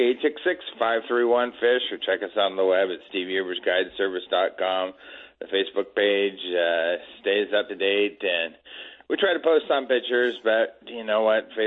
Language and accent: English; Petaluma, California, United States; it was just like growing up in Petaluma, same weather, same stuff